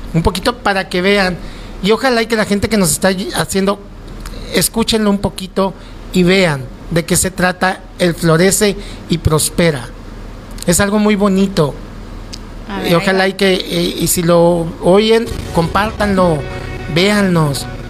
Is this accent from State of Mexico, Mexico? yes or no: no; Mazatlán, Sinaloa, Mexico; moved away; also born or lived in Navojoa, Sonora; yo no soy de aquí, yo soy de Mazatlán, yo amo este lugar